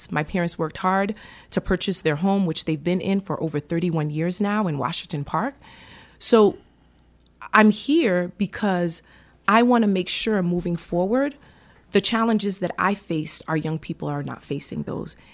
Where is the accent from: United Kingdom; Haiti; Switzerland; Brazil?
Haiti; born there; I was born in Haiti, and my family actually. Um, my parents came to America first. It was my mother, uh, and then my father followed.